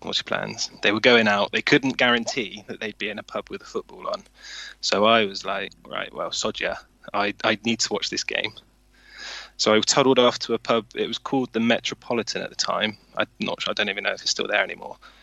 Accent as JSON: {"language": "English", "town": "Swindon", "region": "South West England", "country": "United Kingdom", "tie": "born or raised there", "said": "growing up in Swindon in the early and mid 90s"}